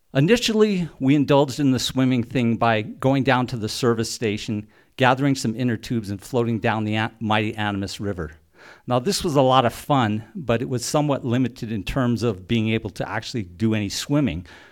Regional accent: Silverton, Colorado, United States; Growing up in Silverton, when I was a teenager

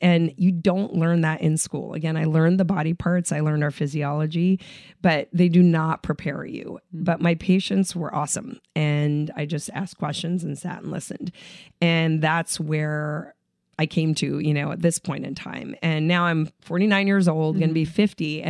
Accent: Southern California, United States; I grew up in Southern California, but immigrant parents.

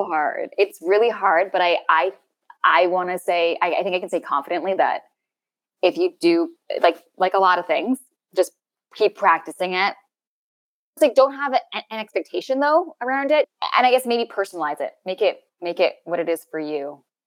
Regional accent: Canada

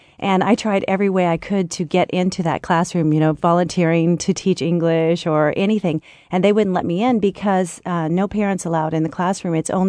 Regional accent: United States; now in France; Well, I was raised in the United States, but my kids, we moved to France when they were 5 and 7.

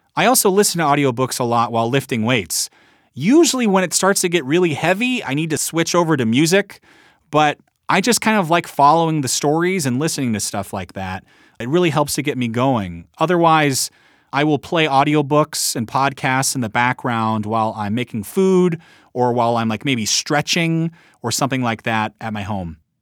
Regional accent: Midwest, United States; I am from the Midwest

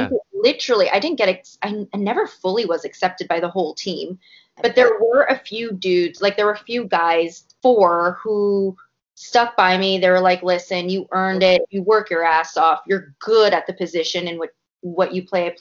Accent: Canada; a Canadian myself

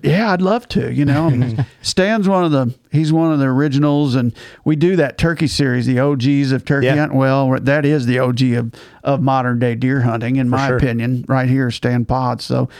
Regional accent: Southeast Missouri, United States; moved away as an adult; now in Iowa, United States; I moved to Iowa in 1997. I was from Southeast Missouri

